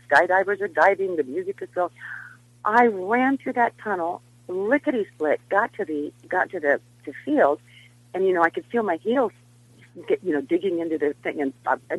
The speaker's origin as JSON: {"language": "English", "region": "Nebraska", "country": "United States", "moved": "yes", "said": "I'm from Nebraska."}